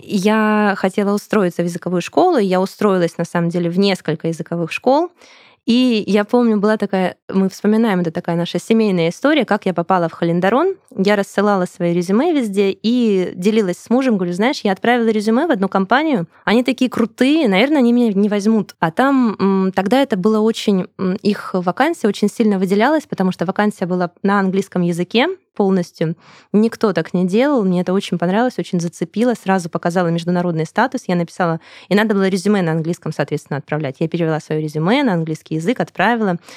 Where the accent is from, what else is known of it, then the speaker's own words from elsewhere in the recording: Krasnodar, Krasnodar Krai, Russia; moved away as an adult; now in Saint Petersburg, Russia; Сама я из Краснодара, переехала в Санкт-Петербург.